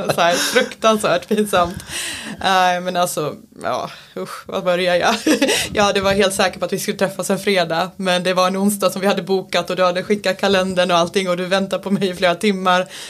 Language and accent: Swedish; Falun, Dalarna County, Sweden; now in Stockholm, Sweden; Jag är uppväxt i lilla Falun i Dalarna